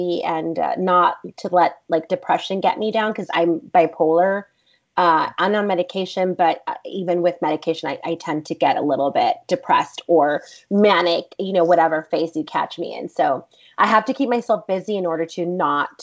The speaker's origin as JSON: {"language": "English", "town": "Los Angeles", "region": "California", "country": "United States", "tie": "born or raised there", "also_born_or_lived": "Laredo, Texas", "said": "I grew up in Boyle Heights"}